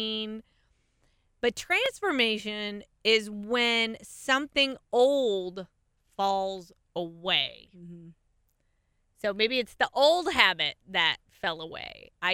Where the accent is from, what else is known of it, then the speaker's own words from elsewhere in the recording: California, United States; I grew up in California